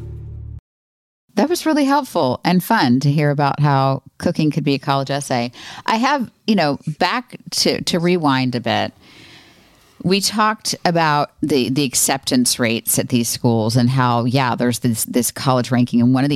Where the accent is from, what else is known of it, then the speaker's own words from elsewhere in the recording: Florida, United States; I grew up in Florida